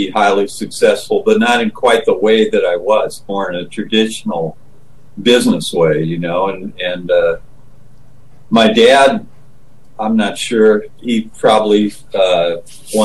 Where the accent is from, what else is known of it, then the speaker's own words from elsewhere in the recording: Chautauqua, Illinois, United States; I grew up in Chautauqua, Illinois